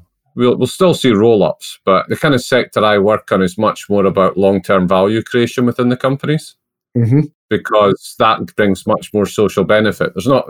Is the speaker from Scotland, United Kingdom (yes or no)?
yes; Scotland, United Kingdom; accent: Scottish brogue; I'm dialing in from Scotland. I'm based just outside Edinburgh.